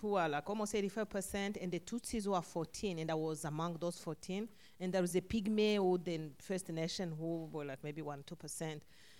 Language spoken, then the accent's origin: English; Rwanda; moved away as an adult; I was born and raised in Rwanda